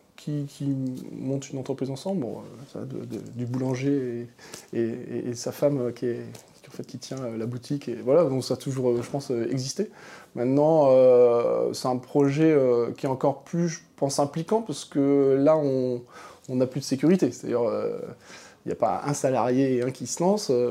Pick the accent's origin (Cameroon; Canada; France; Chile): France; Manche, Normandy; moved away as an adult; also born or lived in Paris; je viens de la Manche, donc le département, un département extrêmement rural